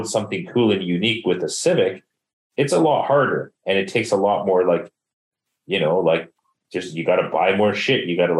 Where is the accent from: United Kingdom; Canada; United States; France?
Canada; Surrey, British Columbia; I mean, I'm from Surrey, so Preludes are like in my blood, so whatever.